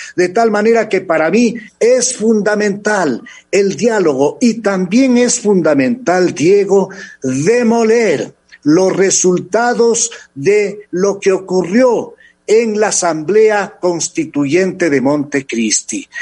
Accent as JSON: {"language": "Spanish", "country": "Ecuador", "said": "nosotros como ecuatorianos"}